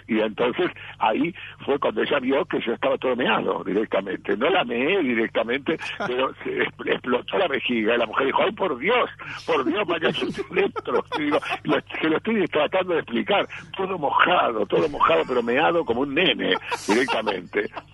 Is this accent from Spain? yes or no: no; Argentina; soy argentino hasta la muerte